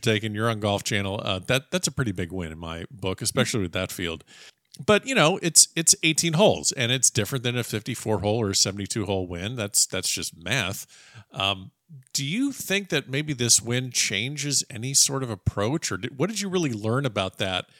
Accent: Florida, United States; I grew up in Florida

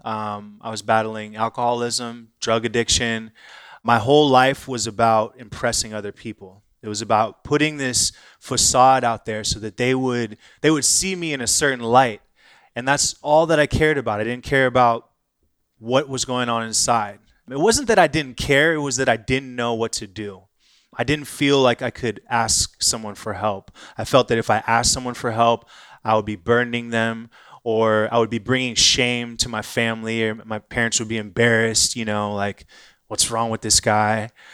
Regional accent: Irvine, California, United States; moved away as an adult; also born or lived in Inglewood, Los Angeles / England / San Francisco; now in Austin, United States; grew up in Orange County. So, just south of L A. Graduated high school in Irvine, California

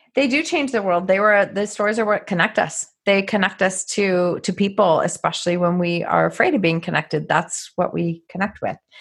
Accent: Canada; Another Canadian.

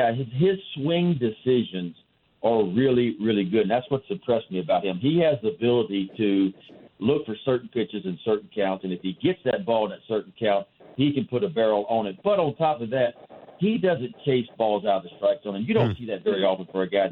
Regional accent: Baton Rouge, Louisiana, United States; moved away as an adult; also born or lived in Baltimore; I come from Baton Rouge, Louisiana, where it's hot and humid every day. And I felt like when I got here years ago as a 21-year-old that, my gosh, I never left home

